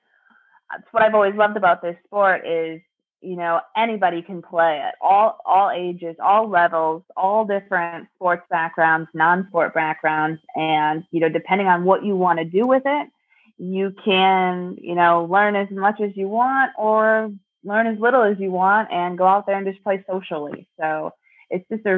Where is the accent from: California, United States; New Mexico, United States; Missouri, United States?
Missouri, United States; Springfield; my hometown